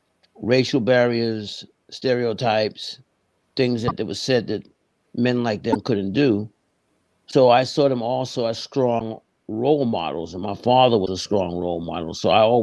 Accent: New York City, New York, United States; also born or lived in Harlem, New York; I'm from the Bronx, New York, grew up in the Bronx. I was born in Harlem, left Harlem to go to the Bronx, probably, I think it was around 6 or so

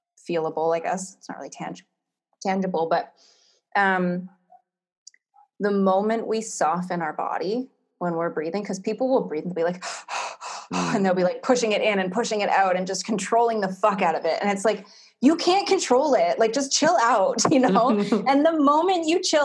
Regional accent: Canada; moved away as an adult; also born or lived in Whistler, Canada / Australia; now in Bali, Indonesia; I'm from Canada. We have four seasons

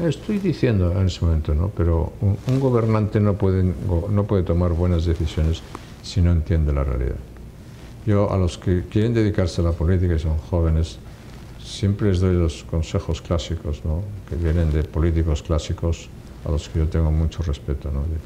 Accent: Castile and León, Spain; fui elegido presidente de una comunidad autónoma, de Castilla y León, precisamente, mi tierra

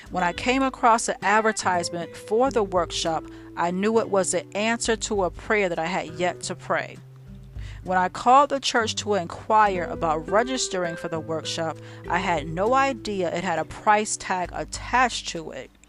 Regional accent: New York City, New York, United States; moved away as an adult; I graduated from college when I was 33, left my hometown of New York, and moved to Pennsylvania to begin what I thought would be the rest of my life.

